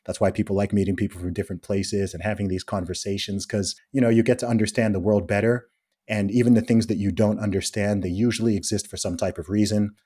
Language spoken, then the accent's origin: English; England, United Kingdom; I'm from England